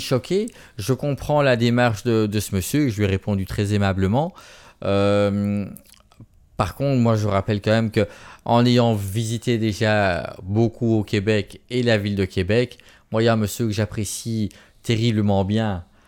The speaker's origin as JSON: {"language": "French", "country": "Belgium", "accent": "Belgian", "said": "moi en Belgique"}